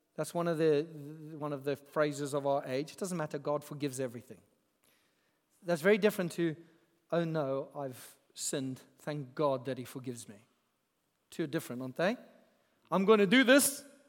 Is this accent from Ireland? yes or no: no; Zimbabwe; moved away; I grew up in Zimbabwe